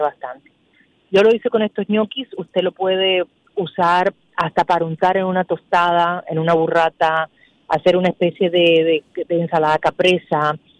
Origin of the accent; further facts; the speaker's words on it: Dominican Republic; nosotros como dominicanos